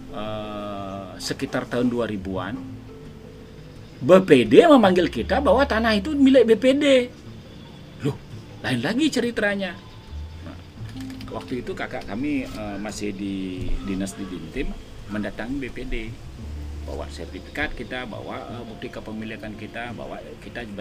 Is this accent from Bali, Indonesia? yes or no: yes; Pagan, Bali, Indonesia; kami satu keluarga lahir di Pagan ya. dan waktu saya kecil aja area itu semua sawah Polda Bali itu sawah semua ya.